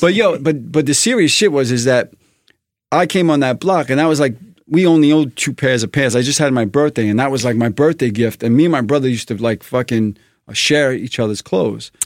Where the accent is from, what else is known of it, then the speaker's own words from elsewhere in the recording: New York City, New York, United States; also born or lived in Flatbush, Brooklyn / Sheepshead Bay, Brooklyn; I was born in Flatbush real quick, like, for a couple of years we lived there in Church and Troy, but then we moved to Bay Ridge